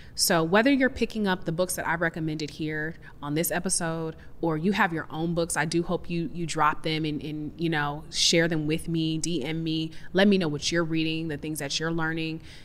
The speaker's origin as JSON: {"language": "English", "town": "Seattle", "region": "Washington", "country": "United States", "tie": "born or raised there", "said": "I'm from Seattle, so I definitely grew up in this, like, hippie granola, we compost and recycle"}